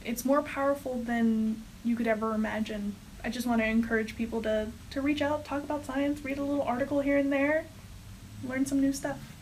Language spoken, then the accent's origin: English; Texas, United States; moved away as an adult; I'm actually from Texas